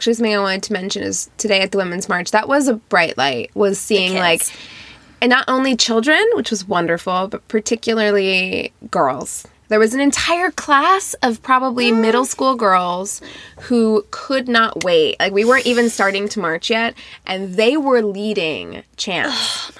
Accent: Las Vegas, Nevada, United States; I grew up in Las Vegas

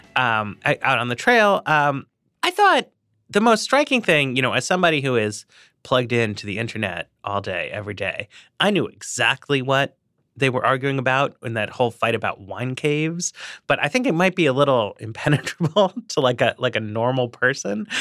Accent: Northeast, United States; I'm from the Northeast, too

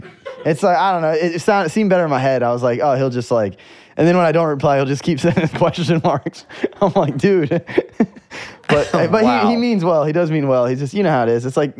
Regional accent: Florida, United States; In Florida, though, yeah, they kept when I first moved into this area. It was like an area in my hometown. I have a small hometown

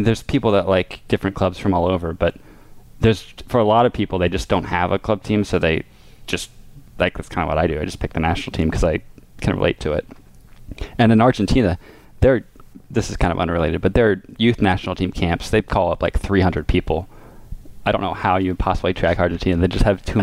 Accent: Richmond, Virginia, United States; now in New York, United States; I'm from Virginia, Richmond, Virginia. I live in New York

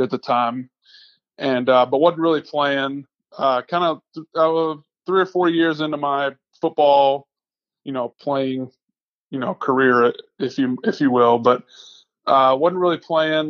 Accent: Atlanta, Georgia, United States; also born or lived in Baton Rouge, Louisiana / Buffalo, New York; Bounced around Atlanta a little bit growing up. Grew up kind of on the north side

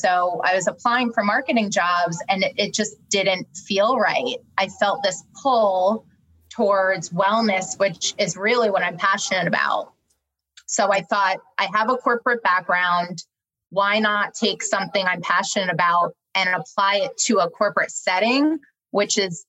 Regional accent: New Jersey, United States; moved away as an adult; also born or lived in New York; now in Raleigh, United States; I am a Jersey girl at heart. So I moved down here from New York. So very much a New York, New Jersey girl at my core.

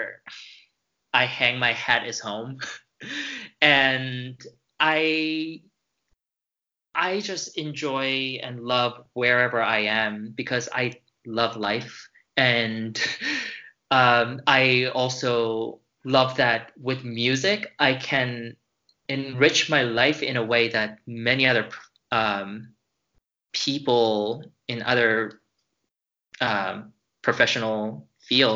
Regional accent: United States; moved away; as American

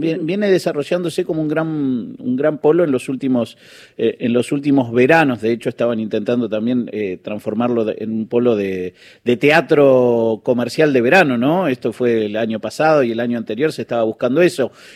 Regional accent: Trelew, Chubut, Argentina; Soy de Trelew

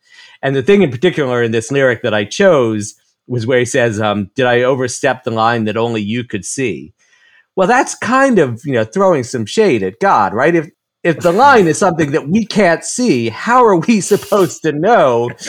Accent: New York, United States; You know, I'm from New York, you know, in my 50s.

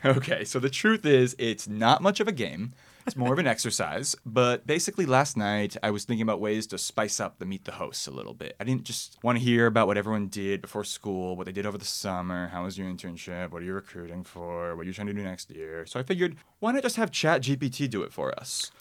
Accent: New York City, New York, United States; I'm from the Upper West Side

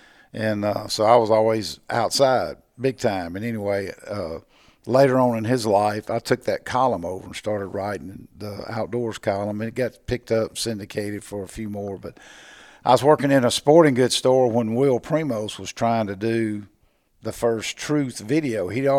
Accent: Natchez, Mississippi, United States; I grew up in Natchez.

